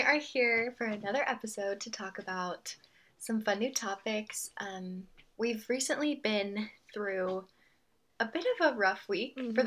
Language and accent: English; Colorado, United States; now in Texas, United States; we're from Colorado